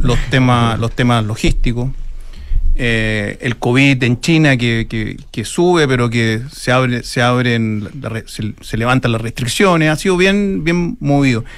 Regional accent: Chile

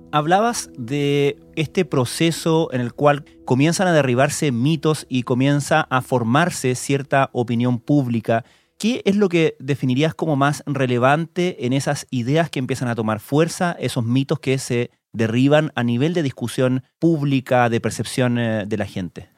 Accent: Argentina; como argentinos tenemos que darnos

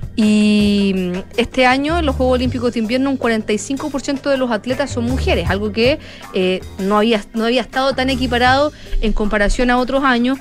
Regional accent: Chile

